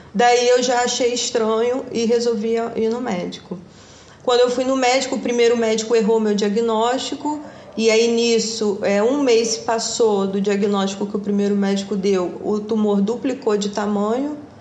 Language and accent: Portuguese; Valença, Rio de Janeiro, Brazil; moved away as an adult; Eu fui criada em cidade do interior, em Valença